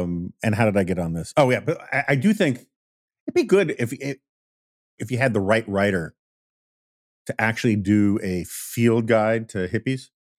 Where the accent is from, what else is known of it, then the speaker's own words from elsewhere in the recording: New York, United States; the hippies I grew up with in New York, they were just basically rebelling against their corporate lawyer parents or whatever.